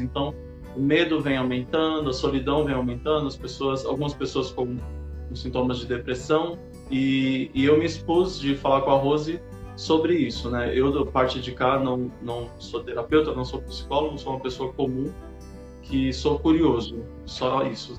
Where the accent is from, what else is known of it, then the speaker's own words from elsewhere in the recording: São Paulo, Brazil; eu sou de São Paulo